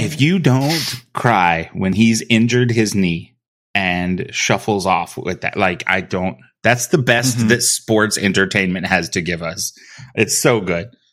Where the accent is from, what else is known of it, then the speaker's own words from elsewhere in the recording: South Texas, United States; Growing up in Texas, everybody played soccer at a young age down here